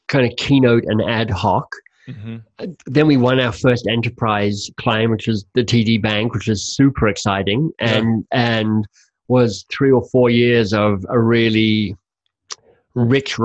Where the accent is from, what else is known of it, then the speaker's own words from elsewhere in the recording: Canada; as a Canadian